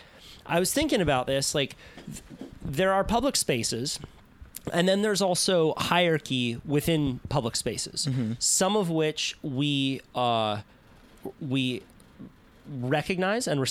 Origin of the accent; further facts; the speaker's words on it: Santa Cruz, California, United States; I grew up in Santa Cruz